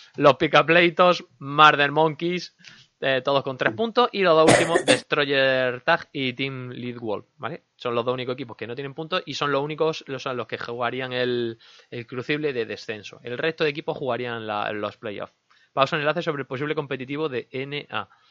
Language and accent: Spanish; Linares, Andalusia, Spain; accent: Andalusian; Soy de Linares.